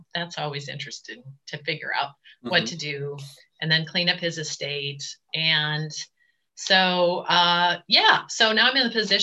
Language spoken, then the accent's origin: English; Valparaiso, Indiana, United States; also born or lived in Chicago; both sides of my family have been in Valparaiso for 180 years. So growing up in the Midwest